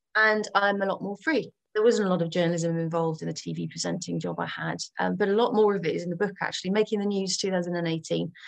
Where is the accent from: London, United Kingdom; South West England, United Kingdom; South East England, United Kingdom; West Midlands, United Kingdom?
South West England, United Kingdom; Gloucestershire; moved away; also born or lived in Channel Islands; I'm from Gloucestershire